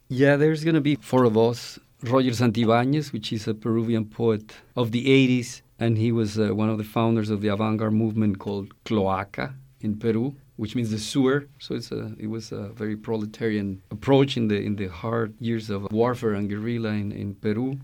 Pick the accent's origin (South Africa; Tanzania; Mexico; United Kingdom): Mexico; now in Oakland, United States; I am from Mexico.